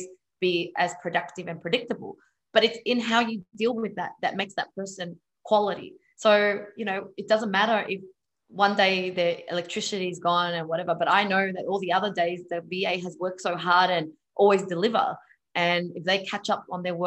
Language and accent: English; Vietnam; I'm Vietnamese